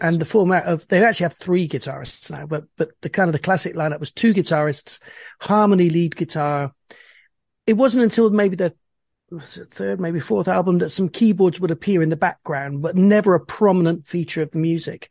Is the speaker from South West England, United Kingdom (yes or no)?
yes; Bristol, South West England, United Kingdom; I was born in Bristol, which is a, a small town in the west, southwest of England.